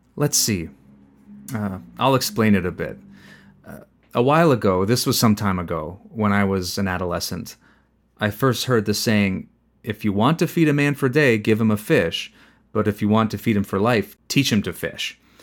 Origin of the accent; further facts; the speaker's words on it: Zapotitlán Tablas, Guerrero, Mexico; moved away as an adult; also born or lived in Los Angeles / Maryland; now in Santa Ana, United States; I'm from Guerrero State, the mountain region. They say it's the heart of the mountain, but to be precise, I'm from Zapotitlan Tablas, Guerrero.